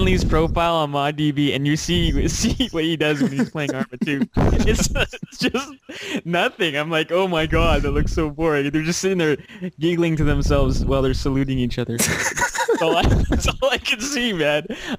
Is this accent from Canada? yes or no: yes; Canada; What does it matter if we're Canadian?